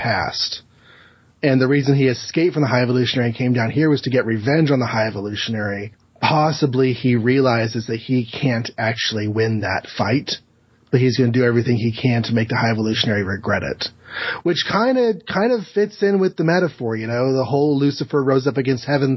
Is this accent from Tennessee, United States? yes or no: no; Texas, United States; I'm from Texas